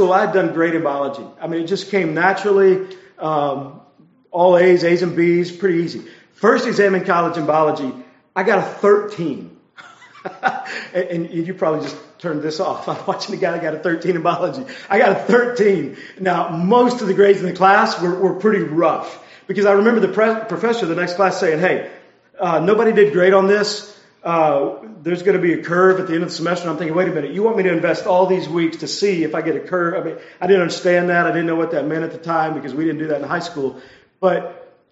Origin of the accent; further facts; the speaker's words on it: Texas, United States; I grew up in Texas, and I went to Texas A&M